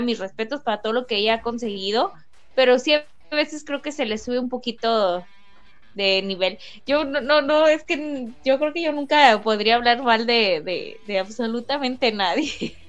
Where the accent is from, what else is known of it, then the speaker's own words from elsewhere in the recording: Mexico; como mexicana